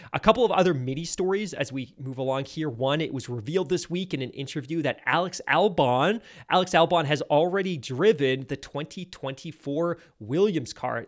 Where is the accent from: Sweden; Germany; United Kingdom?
United Kingdom; I'm British